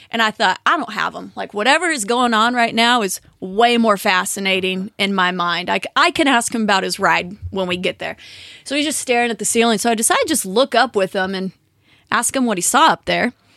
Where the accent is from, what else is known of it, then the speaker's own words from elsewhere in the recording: California, United States; Born and raised in California